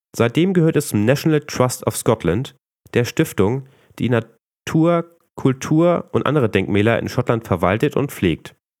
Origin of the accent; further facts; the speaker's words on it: Northern Germany, Germany; als Norddeutscher neigt man doch sehr zum Nuscheln